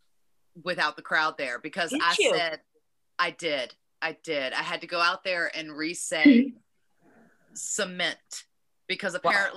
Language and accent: English; United States; accent: Southern